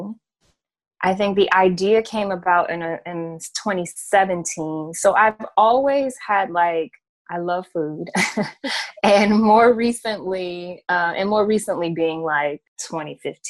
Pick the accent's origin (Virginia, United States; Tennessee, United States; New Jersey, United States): Virginia, United States; Gloucester; also born or lived in New York; my hometown of Gloucester, Virginia